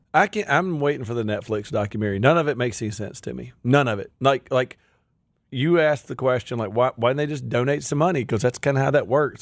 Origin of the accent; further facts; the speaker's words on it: Pontotoc, Mississippi, United States; I'm a redneck from Pontotoc, Mississippi